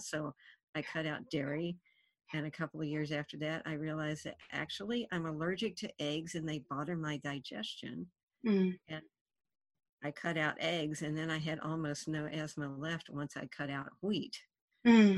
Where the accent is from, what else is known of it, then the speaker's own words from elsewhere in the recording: Appalachia, United States; where I grew up in Appalachia, we didn't have fast food in that era